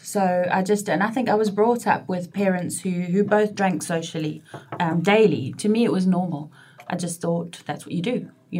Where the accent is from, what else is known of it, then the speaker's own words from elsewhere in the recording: South Africa; also born or lived in Glasgow; now in United Kingdom; And my mum and dad emigrated to South Africa when I was two, hence my accent. However, I've been back in the UK for 22 years this year, and I still sound like this, so I think it's here to stay.